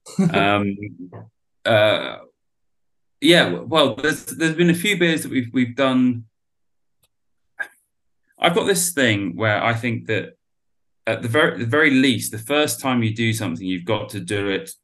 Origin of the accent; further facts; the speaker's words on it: Exeter, South West England, United Kingdom; which is in Exeter, which is where I'm from.